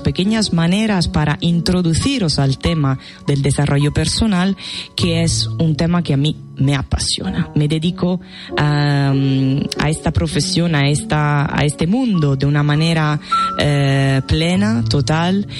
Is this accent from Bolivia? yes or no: no; Italy; Spanish is a second language; now in Spain; soy extranjera. bueno, sí, soy italiana, soy italiana